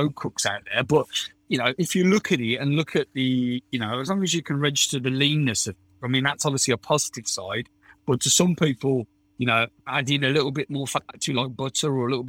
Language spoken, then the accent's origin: English; United Kingdom; I'm British